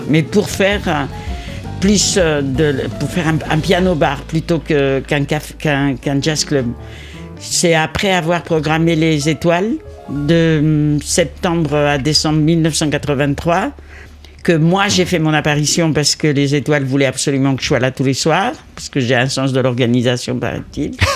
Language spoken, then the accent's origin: French; Spain; now in Paris, France; je suis espagnol, espagnole, j'ai vécu dans la musique sud-américaine euh, euh, et, toute mon enfance